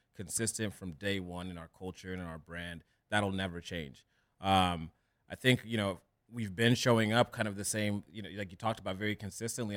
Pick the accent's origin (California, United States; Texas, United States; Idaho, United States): California, United States; Orange County; also born or lived in Kenya; I grew up in Orange County